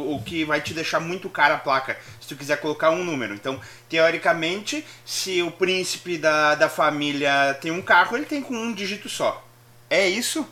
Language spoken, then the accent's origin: Portuguese; Brazil; a gente como brasileiro